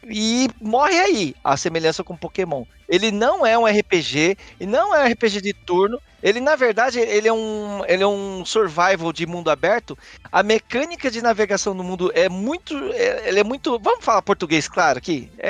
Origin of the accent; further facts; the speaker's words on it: Brazil; a gente é brasileiro.